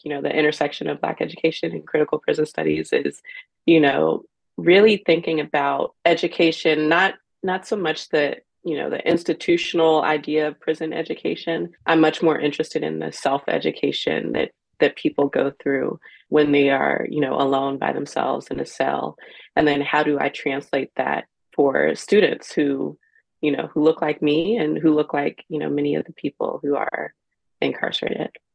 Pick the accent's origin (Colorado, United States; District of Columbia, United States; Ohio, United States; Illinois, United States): Ohio, United States; Cincinnati; I'm from Cincinnati, Ohio, born and raised